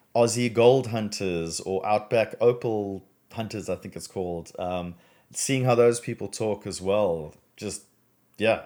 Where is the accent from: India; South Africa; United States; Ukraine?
South Africa; moved away as an adult; now in Australia; I'm originally from South Africa.